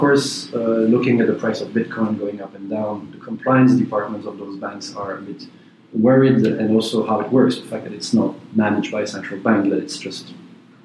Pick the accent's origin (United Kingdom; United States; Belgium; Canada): Belgium; I'm a Belgian citizen